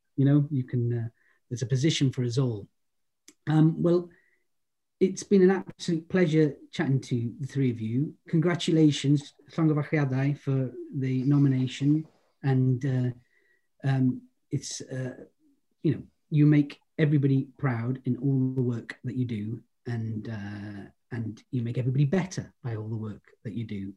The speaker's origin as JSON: {"language": "English", "town": "Holyhead", "region": "Wales", "country": "United Kingdom", "said": "I'm from Holyhead"}